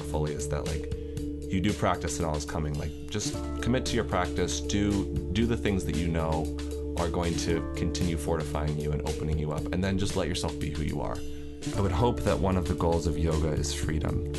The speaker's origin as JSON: {"language": "English", "region": "Northern California", "country": "United States", "tie": "born or raised there", "also_born_or_lived": "Alameda, California / Sonora, California", "moved": "as an adult", "lives_now": "Los Angeles, United States", "said": "I grew up in Northern California, first in, in the Bay Area for about ten years in Alameda, and then, uh, my mom and I moved to Sonora, which is up near Yosemite"}